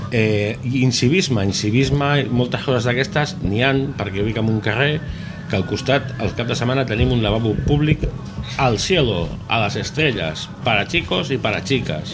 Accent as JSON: {"language": "Catalan", "area": "Barcelona", "region": "Catalonia", "country": "Spain", "moved": "yes", "lives_now": "Vilanova i la Geltrú, Spain", "said": "jo no sóc vilanoví, sóc d'una altra ciutat que no anomenaré"}